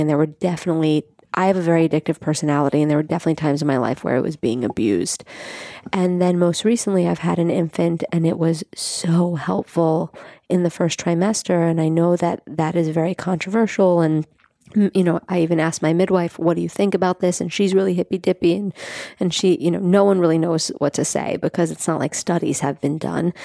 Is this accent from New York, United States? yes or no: yes; New York City, New York, United States; I grew up in Staten Island